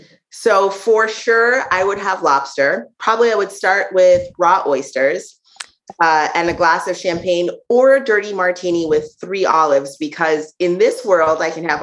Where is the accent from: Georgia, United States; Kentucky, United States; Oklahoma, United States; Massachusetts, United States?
Massachusetts, United States; moved away as an adult; now in Brooklyn, United States; Obviously, you know, Afro-Caribbean person, where do I spend, you know, I grew up in Massachusetts.